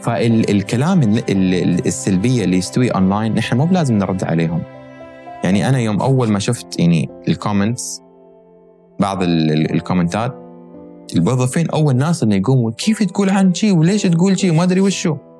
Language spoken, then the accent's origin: Arabic; United States; born or raised there; moved away as an adult; also born or lived in Kuwait; now in Dubai, United Arab Emirates